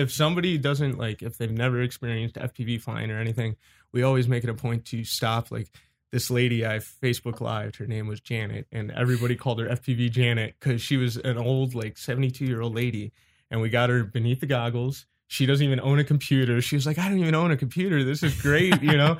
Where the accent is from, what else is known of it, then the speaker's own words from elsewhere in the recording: Cleveland, Ohio, United States; I was born and raised in Cleveland, Ohio.